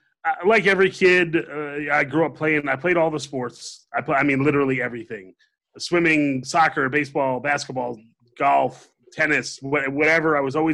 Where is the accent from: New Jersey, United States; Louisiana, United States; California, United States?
New Jersey, United States; also born or lived in Columbia, South Carolina / Kentucky; Where I grew up in New Jersey